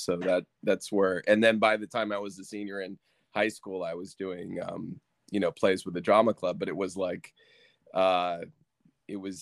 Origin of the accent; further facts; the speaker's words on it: Connecticut, United States; moved away as an adult; also born or lived in New York; I'm from Connecticut. But I hadn't been here, you know, I left here when I was 18